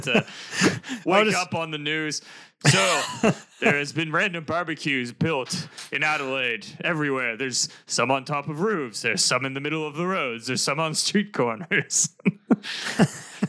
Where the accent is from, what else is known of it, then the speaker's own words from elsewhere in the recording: Canada; moved away; when I was growing up in Canada, I used to be really involved in snowboarding